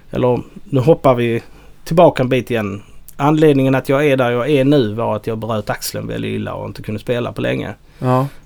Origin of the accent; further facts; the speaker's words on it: outside Helsingborg, Skåne, Sweden; där jag kommer ifrån utanför